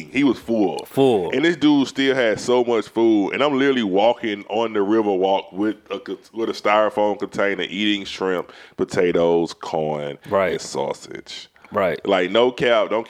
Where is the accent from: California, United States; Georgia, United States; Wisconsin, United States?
Georgia, United States; Atlanta; Y'all don't really know I'm from East Atlanta, but I'm really kind of sedated.